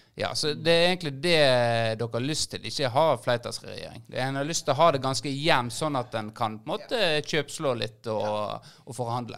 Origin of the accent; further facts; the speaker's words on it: Florø, Vestland, Norway; Vi er jo fra Florø